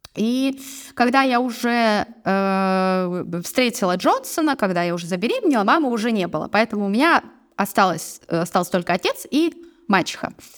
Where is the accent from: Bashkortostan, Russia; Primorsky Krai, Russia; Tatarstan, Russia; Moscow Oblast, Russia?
Primorsky Krai, Russia; Vladivostok; moved away as an adult; also born or lived in Barnaul / China; Я родилась в Владивостоке. Я приморская угу. девчонка